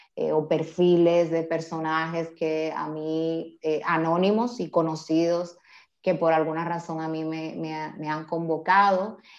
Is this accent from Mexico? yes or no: no; Dominican Republic; now in Spain; yo como mujer dominicana, migrante